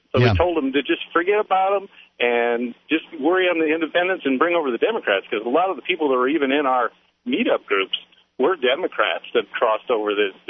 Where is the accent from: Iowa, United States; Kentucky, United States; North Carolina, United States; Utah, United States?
Iowa, United States; I'm from Iowa